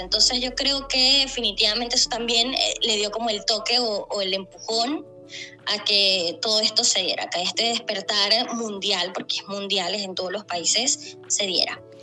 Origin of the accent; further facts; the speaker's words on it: Maracaibo, Zulia, Venezuela; moved away as an adult; now in Chile; soy venezolana, ¿no? Soy de Maracaibo